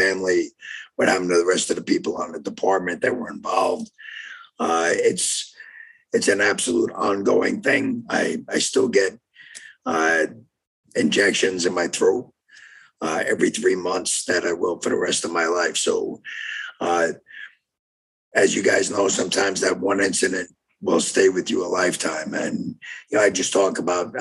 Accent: New York, United States; moved away as an adult; also born or lived in Jefferson, Wisconsin; now in Oak Creek, United States; I grew up in New York, so worked there for 5 years

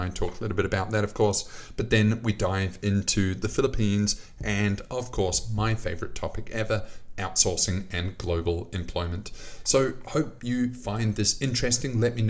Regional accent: New Zealand; also born or lived in United Kingdom / Sydney / London / Manila; I was born in the UK, and then I was raised in New Zealand. And then only later on did I actually spend much time in Sydney. As an adult, I've spent basically my life split between Sydney, London, and Manila.

